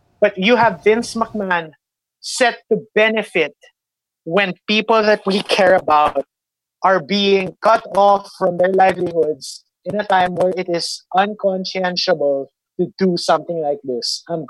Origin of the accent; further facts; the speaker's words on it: United States; And as an American citizen, I am ashamed of that government